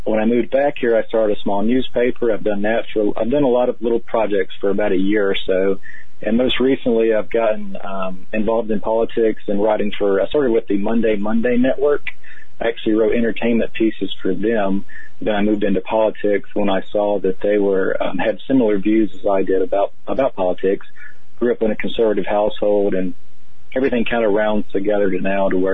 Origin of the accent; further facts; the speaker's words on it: North Carolina, United States; moved away as an adult; also born or lived in Oregon / California; I grew up in North Carolina